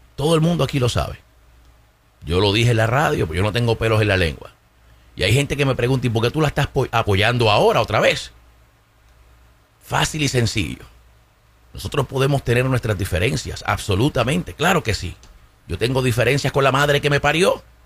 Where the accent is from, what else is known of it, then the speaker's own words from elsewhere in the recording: Puerto Rico; moved away; yo sea puertorriqueño, pero es porque nosotros somos ciudadanos norteamericanos